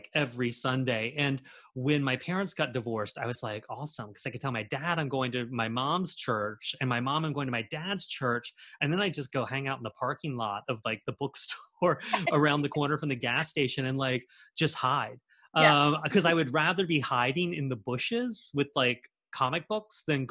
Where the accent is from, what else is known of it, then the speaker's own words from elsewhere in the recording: Charleston, South Carolina, United States; growing up in Charleston in the 90s and the 80s